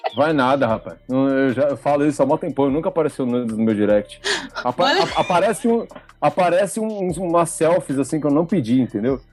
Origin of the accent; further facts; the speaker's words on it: São Paulo, Brazil; a gente é de São Paulo